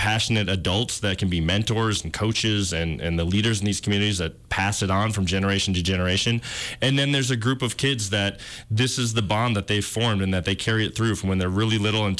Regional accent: Minneapolis, Minnesota, United States; I'm the big city guy. I grew up in the Twin Cities

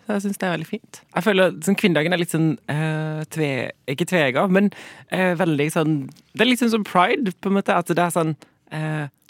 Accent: Sørlandet, Southern Norway, Norway; Jeg er fra Sørlandet

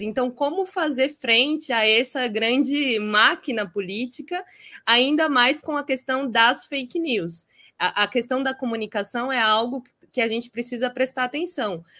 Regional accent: Itapetininga, São Paulo, Brazil; Eu sou de Itapetininga, interior de São Paulo

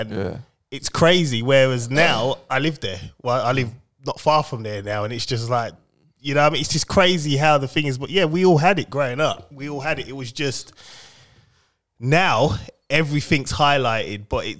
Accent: London, United Kingdom; I grew up Bow East London.

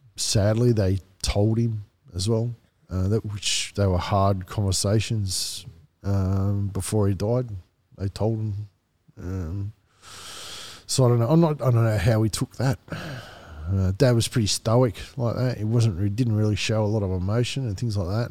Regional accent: Wollongong, New South Wales, Australia; moved away; also born or lived in Marrickville / Kununurra; we moved back down to Wollongong. Wollongong is where my parents grew up

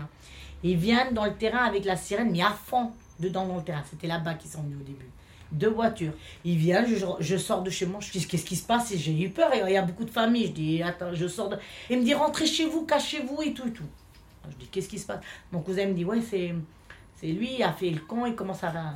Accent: France; French is a second language; also born or lived in Hellemmes-Ronchin; on est français

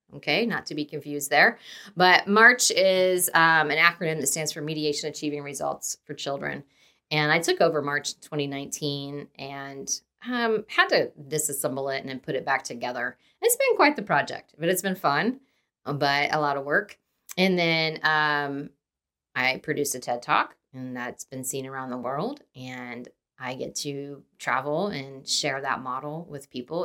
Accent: Dayton, Ohio, United States; moved away as an adult; also born or lived in Indiana; now in Kansas City, United States; born and raised in Dayton, Ohio, moved to Indiana, went to Ball State for undergrad

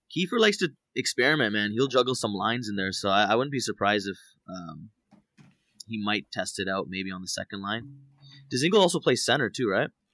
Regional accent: Toronto, Ontario, Canada; moved away as an adult; also born or lived in Los Angeles, United States; now in Las Vegas, United States; born and raised in Toronto, um, uh, moved to L A, uh, four years ago to pursue music

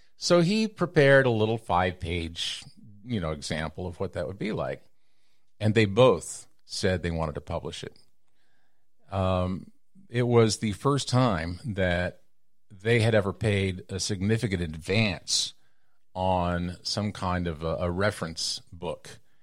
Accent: Texas, United States; moved away as an adult; also born or lived in New York City / Los Angeles; I left my hometown in Texas in nineteen eighty-four, eighty-six

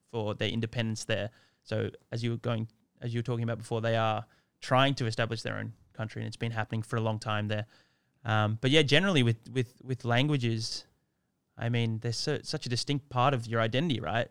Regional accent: Sydney, New South Wales, Australia; moved away; also born or lived in Hoi Thong, Thailand; I'm Australian, born and raised in Sydney

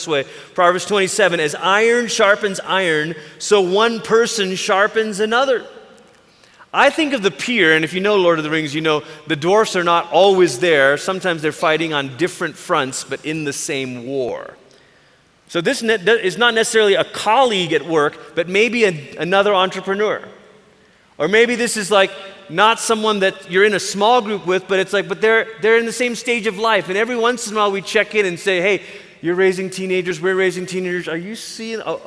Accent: Malaysia; now in United States; I grew up in Malaysia

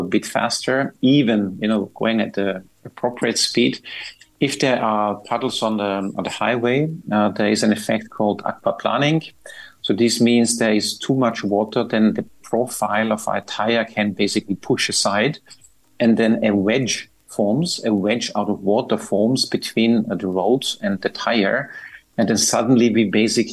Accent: Austria; moved away as an adult; now in Dubai, United Arab Emirates; I'm from Austria

